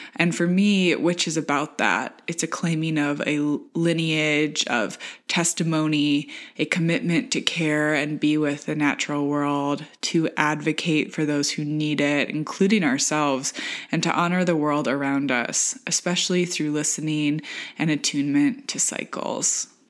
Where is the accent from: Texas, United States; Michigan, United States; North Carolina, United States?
Michigan, United States; rural; now in New York, United States; coming from rural Michigan